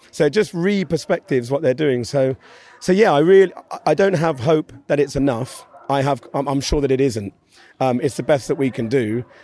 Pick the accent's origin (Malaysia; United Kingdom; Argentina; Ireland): United Kingdom; Maidstone, South East England; moved away; I grew up in Maidstone in Kent